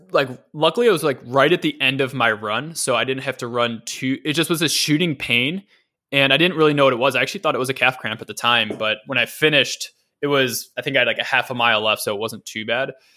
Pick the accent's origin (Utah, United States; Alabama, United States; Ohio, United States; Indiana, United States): Ohio, United States; Cleveland; the suburbs of, of Cleveland where, where, where I'm from